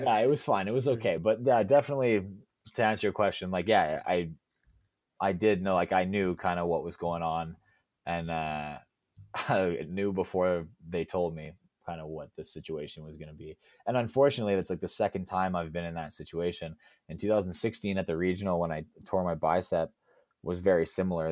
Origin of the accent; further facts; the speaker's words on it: Alberta, Canada; I grew up in Alberta